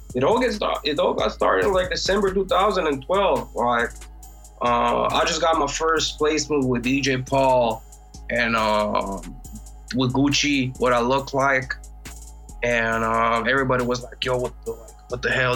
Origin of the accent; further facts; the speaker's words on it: Croatia; I'm from Croatia.